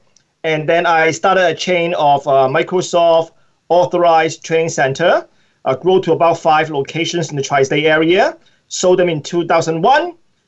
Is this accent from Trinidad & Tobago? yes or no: no; Hong Kong; moved away as an adult; now in New York, United States; I was born and raised in Hong Kong, and I came to New York about 35 years ago for college.